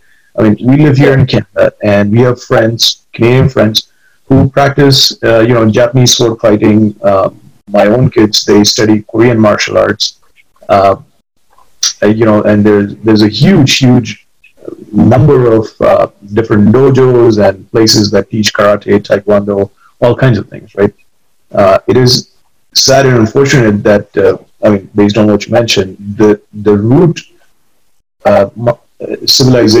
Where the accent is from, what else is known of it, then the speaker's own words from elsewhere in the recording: India; moved away; growing up in India and going to school there